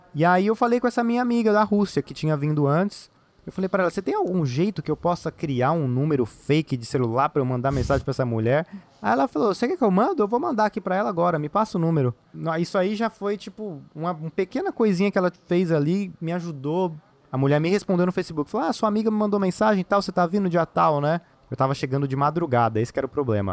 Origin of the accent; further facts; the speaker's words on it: São Paulo, Brazil; moved away; eu sou de São Paulo capital